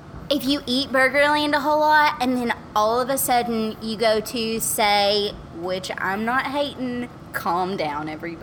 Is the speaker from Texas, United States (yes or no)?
yes; Paris, Texas, United States; born or raised there; also born or lived in Virginia